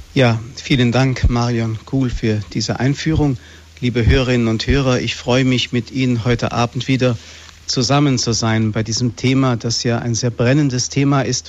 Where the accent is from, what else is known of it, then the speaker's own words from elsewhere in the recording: Fulda, Hesse, Germany; in Fulda, hier in meiner Heimatstadt